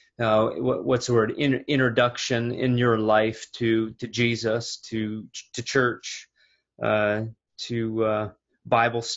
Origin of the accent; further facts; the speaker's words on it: Robbinsdale, Minnesota, United States; That's where I grew up, in the Robbinsdale Crystal area